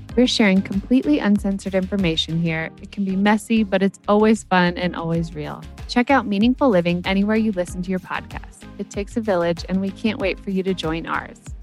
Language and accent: English; New York City, New York, United States; I am from New York City